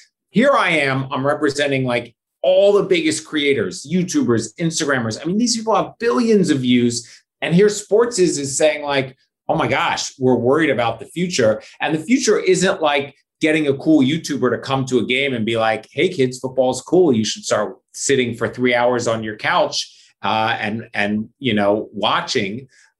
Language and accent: English; Philadelphia, Pennsylvania, United States; And I grew up in Philadelphia. Like, you didn't have a choice. You were an Eagles fan, or like your neighbor would beat you up.